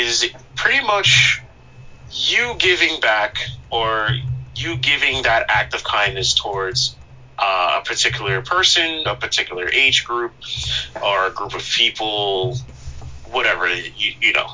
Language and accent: English; Long Island, New York, United States; I'm from Long Island